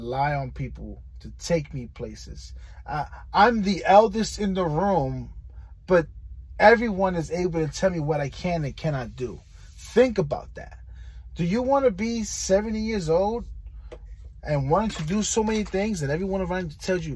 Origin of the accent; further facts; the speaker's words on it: New York City, New York, United States; now in Florida, United States; I'm from New York City